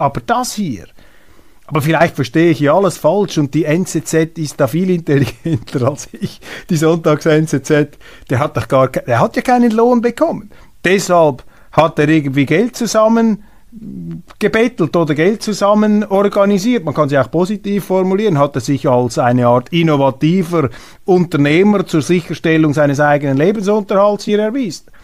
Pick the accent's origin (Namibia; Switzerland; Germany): Switzerland; als Schweizer Bürger